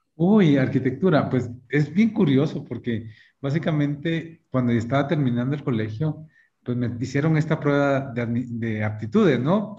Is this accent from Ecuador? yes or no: no; Guatemala; moved away as an adult; also born or lived in Michigan, United States; regresar a Guatemala